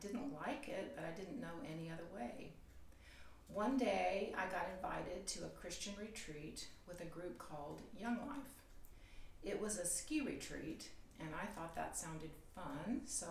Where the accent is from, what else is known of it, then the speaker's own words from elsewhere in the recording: the South, United States; now in Huntington Beach, United States; I was raised in the South